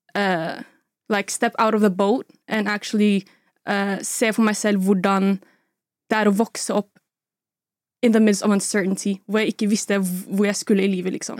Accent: Oslo, Norway; Jeg er fra Oslo, Sagene

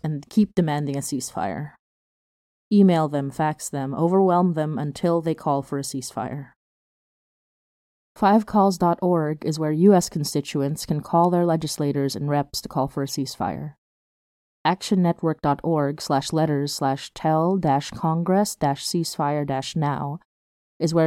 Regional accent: Philippines; a Filipino

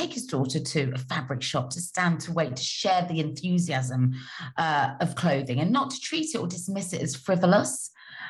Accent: Cheltenham, South West England, United Kingdom; I'm from Cheltenham, and we used to see you girls, you Cheltenham Ladies girls, in town on a Saturday morning

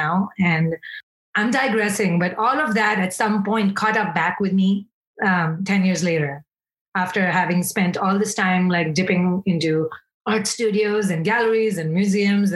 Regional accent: India; moved away as an adult; also born or lived in Bombay; now in United States; I grew up in India

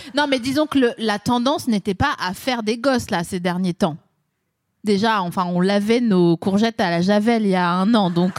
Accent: Vosges, Grand Est, France; moi je suis des Vosges

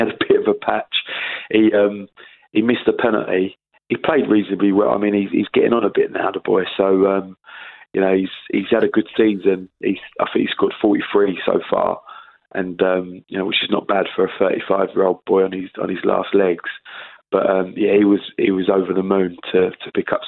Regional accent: Sidcup, London, United Kingdom; I'm from Sidcup. You know, I grew up in Sidcup. I moved there when I was 10.

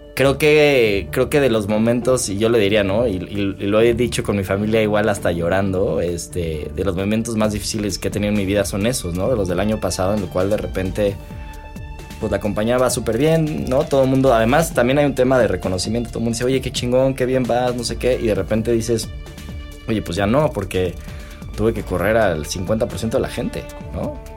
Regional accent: Mexico; como mexicano

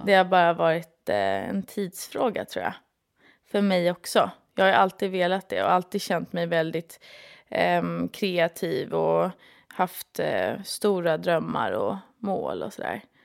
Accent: Stockholm, Stockholm County, Sweden; also born or lived in London; Jag är från Stockholm

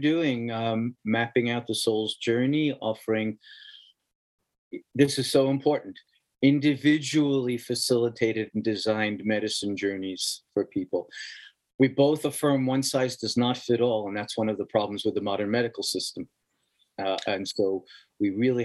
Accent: New York City, New York, United States; moved away as an adult; also born or lived in Queens, New York City; I was born in the Bronx, in the Southeast Bronx

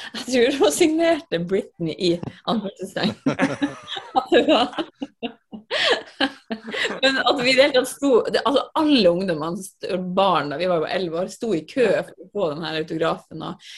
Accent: Finnmark, Norway; jeg vokste opp i Finnmark

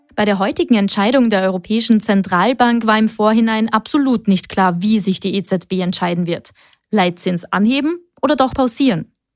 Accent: Austria; hier bei uns in Österreich

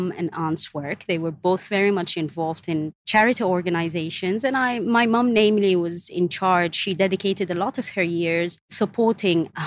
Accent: Khartoum, Sudan; moved away as an adult; now in Dubai, United Arab Emirates; I was born in Sudan, Khartoum mainly, which is the capital. And I was raised there, and I've lived all of my life

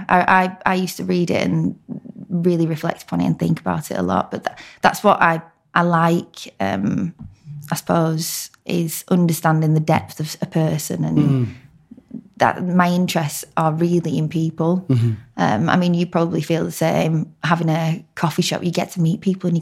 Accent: Blackburn, North West England, United Kingdom; also born or lived in York; I'm actually from Blackburn, which is Lancashire, hence the accent.

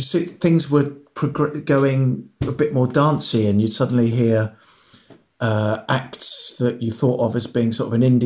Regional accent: Farnham, South East England, United Kingdom; also born or lived in Aldershot; we were living in Farnham at the time, Farnham in Surrey. I was born in Aldershot, down the M3

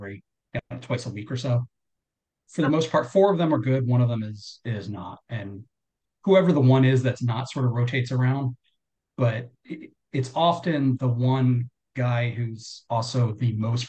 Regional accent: South Carolina, United States; I'm from South Carolina

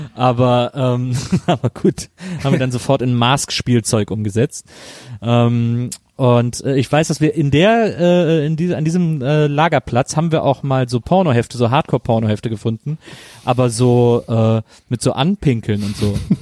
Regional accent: Weßling, Bavaria, Germany; bei uns in Wessling damals an der Schule

